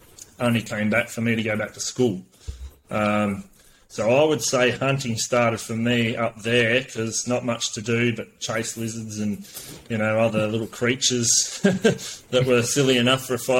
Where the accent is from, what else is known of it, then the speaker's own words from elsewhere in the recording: Gippsland, Victoria, Australia; born and raised in Gippsland.